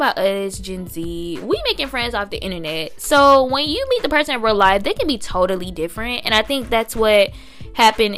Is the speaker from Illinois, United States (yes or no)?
no; Tallahassee, Florida, United States; accent: sounds like from Alabama; moved away as an adult; also born or lived in Washington, D.C.; I'm from Tallahassee, Florida, and there aren't any really, like, other role models in our community